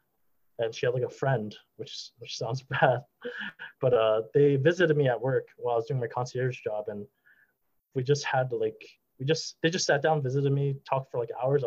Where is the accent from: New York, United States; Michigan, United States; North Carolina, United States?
New York, United States; New York City; I was a Brooklyn dude